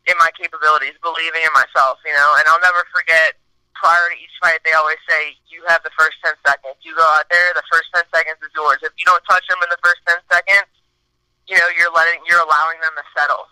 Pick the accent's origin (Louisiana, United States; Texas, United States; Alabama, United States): Louisiana, United States; New Orleans; born or raised there